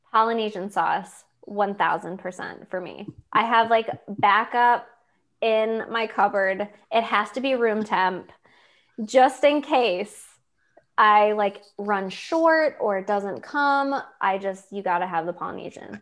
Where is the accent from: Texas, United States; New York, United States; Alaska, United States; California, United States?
New York, United States; Lakewood; moved away as an adult; now in Pittsburgh, United States; growing up in Lakewood, New York, and going to Hillcrest